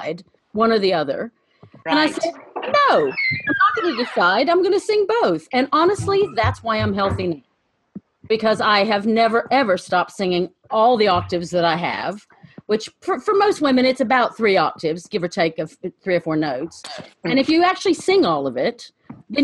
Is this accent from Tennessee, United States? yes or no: yes; Chattanooga, Tennessee, United States; moved away; also born or lived in Virginia / Cincinnati; I was born in Virginia, but I grew up most of my childhood in Chattanooga.